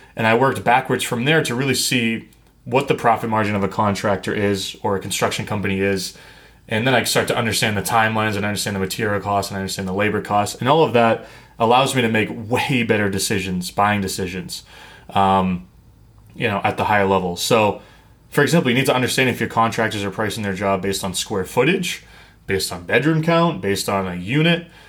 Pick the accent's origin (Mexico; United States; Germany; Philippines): United States; New England; I grew up in New England